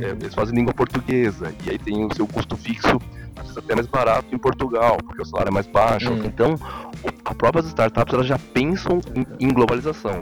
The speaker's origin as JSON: {"language": "Portuguese", "country": "Brazil", "said": "eu sou brasileiro"}